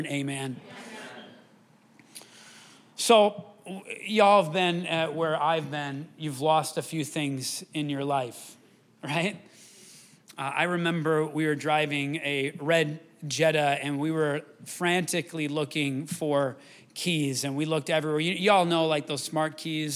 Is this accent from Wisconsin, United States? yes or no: yes; Wisconsin River, United States; now in Rochester, United States; I grew up swimming in the Wisconsin River